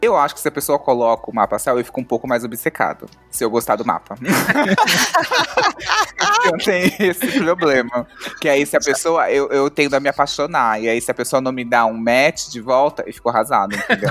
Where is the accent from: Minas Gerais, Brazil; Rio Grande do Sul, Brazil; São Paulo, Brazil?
São Paulo, Brazil; eu sou de São Paulo